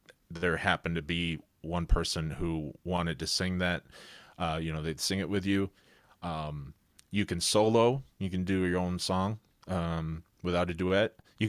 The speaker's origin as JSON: {"language": "English", "town": "Sterling Heights", "region": "Michigan", "country": "United States", "tie": "born or raised there", "said": "Where I grew up. I grew up in Sterling Heights."}